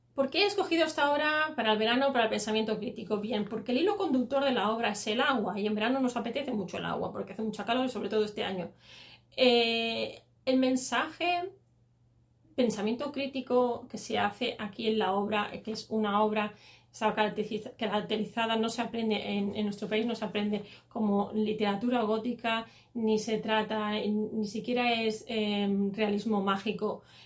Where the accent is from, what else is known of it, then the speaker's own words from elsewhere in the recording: Catalonia, Spain; como soy catalana